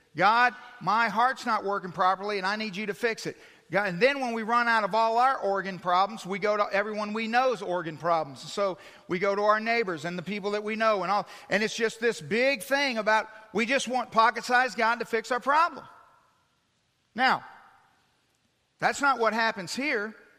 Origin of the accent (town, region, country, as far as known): United States